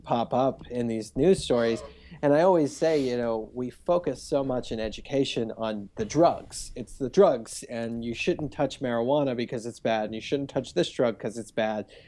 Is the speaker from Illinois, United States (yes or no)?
no; Cincinnati, Ohio, United States; now in Los Angeles, United States; I grew up in, in a suburb of Cincinnati